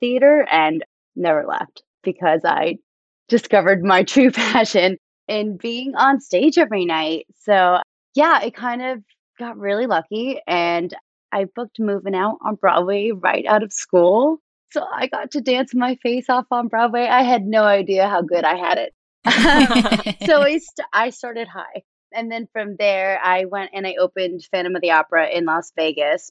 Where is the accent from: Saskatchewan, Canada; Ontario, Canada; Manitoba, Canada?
Ontario, Canada; Toronto; now in Los Angeles, United States; I grew up in Toronto, Canada